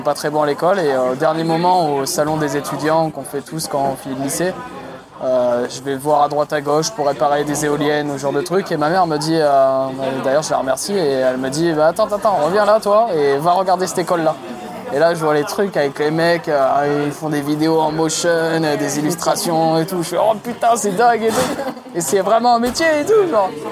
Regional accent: Romans-sur-Isère, Auvergne-Rhône-Alpes, France; moved away as an adult; also born or lived in Lens / Lyon; je suis né à Lens, dans le Nord, euh, pour ceux qui connaissent, c'est la Picardie. Et très vite, je suis parti en fait à, à Romans-sur-Isère, qui est à côté de Valence.

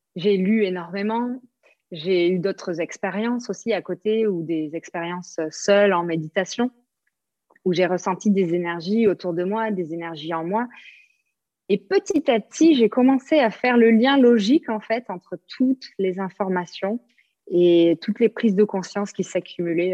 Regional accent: south-west France, France; moved away as an adult; also born or lived in New Zealand; now in Bali, Indonesia; je viens du sud-ouest de la France, donc on prononce le S

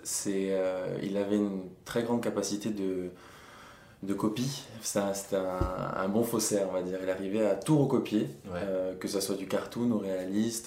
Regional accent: Bastia, Corsica, France; moved away as an adult; also born or lived in Mantes-la-Jolie; je suis né à monte la jolie et deux semaines après j'étais à Bastia

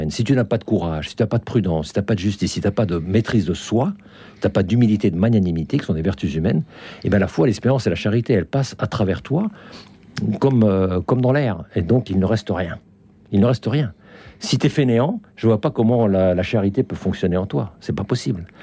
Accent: France; moved away; also born or lived in Finland / Russia; Ça fait quand même 40 ans que j'ai quitté la France. J'ai vécu en Finlande 18 ans. J'ai vécu en Russie 15 ans.

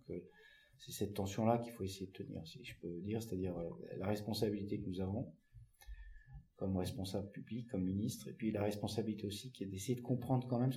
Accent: Centre-Val de Loire, France; fois que je suis monté dans une moissonneuse batteuse, j'avais peut-être, je sais pas, 10-12 ans, chez moi dans le Loir-et-Cher.

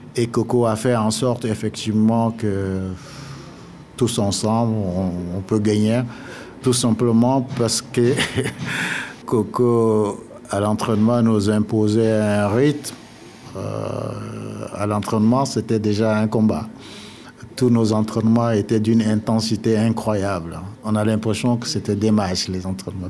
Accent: N'Djamena, Chad; moved away; also born or lived in Nantes; je suis, un enfant de N'Djamena. J'ai grandi à N'Djamena.

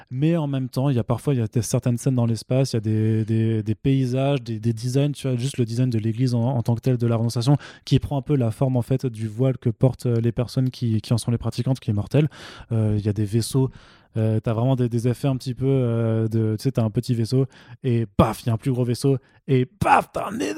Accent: Italy; J'ai le droit. Je suis italien. J'ai la double nationalité.

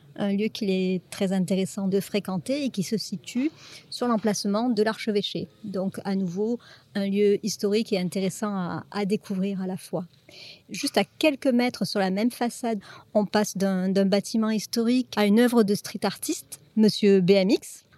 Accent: Nîmes, Occitania, France; now in Montpellier, France; je suis euh, montpelliéraine d'adoption. Je suis née à Nîmes dans les années 60.

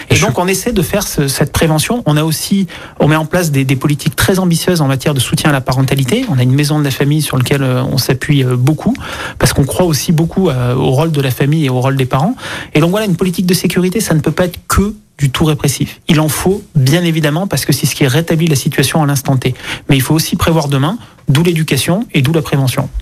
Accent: Ardèche, Auvergne-Rhône-Alpes, France; now in Écully, France; j'ai grandi en Ardèche

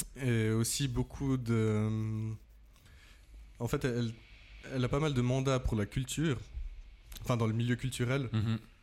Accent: Saxon, Valais, Switzerland; now in Vevey, Switzerland; Je viens de Saxon en Valais

